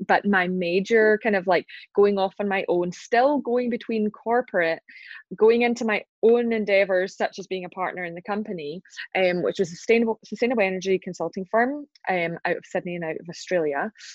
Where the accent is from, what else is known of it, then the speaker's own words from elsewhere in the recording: Glasgow, Scotland, United Kingdom; accent: Scottish; right now I'm in Glasgow in Scotland. That's my hometown. It's where I'm from